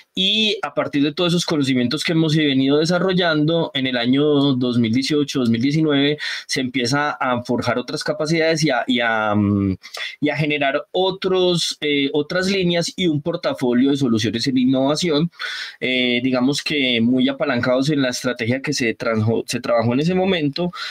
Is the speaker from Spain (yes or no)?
no; San Andrés, San Andrés, Providencia and Santa Catalina, Colombia; moved away; also born or lived in Antioquia; yo me considero también sanandresano porque yo me crié en San Andrés, en la isla